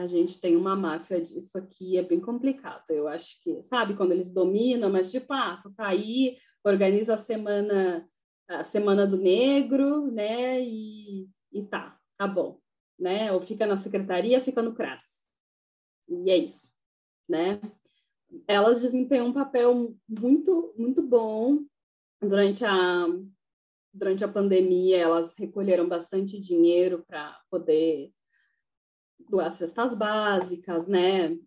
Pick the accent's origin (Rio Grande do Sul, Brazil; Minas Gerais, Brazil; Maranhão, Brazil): Rio Grande do Sul, Brazil; Uruguaiana; eu sou de Uruguaiana